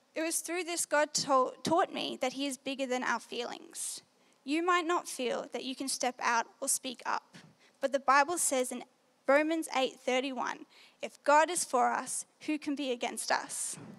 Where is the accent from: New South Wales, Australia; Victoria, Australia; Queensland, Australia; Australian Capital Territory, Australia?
New South Wales, Australia; So, yes, I'm from New South Wales. Last year, um, I was in year 12 at a Christian school in Maitland.